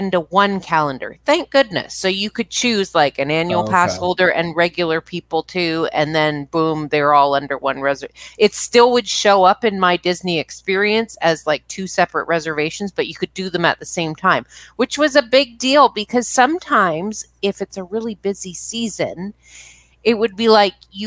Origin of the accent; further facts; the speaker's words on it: Canada; I'm Canadian